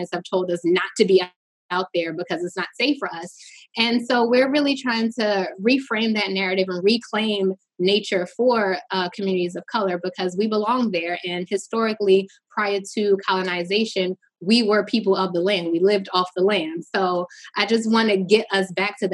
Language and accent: English; Newark, New Jersey, United States; moved away as an adult; now in Baltimore, United States; I'm originally from Newark, New Jersey. I moved to Baltimore. My father say I got on the first thing smoking after I graduated high school.